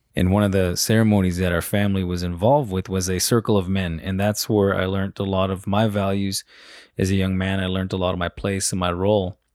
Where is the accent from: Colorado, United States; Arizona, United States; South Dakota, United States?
Arizona, United States; Salt River community; I was born and raised in the Salt River community, right outside of Phoenix in central Arizona.